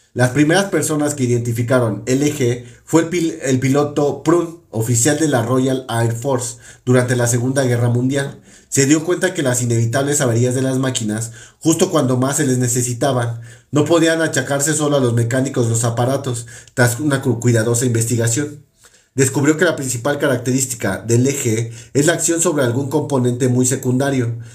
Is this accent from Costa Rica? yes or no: no; Mexico; Aquí en México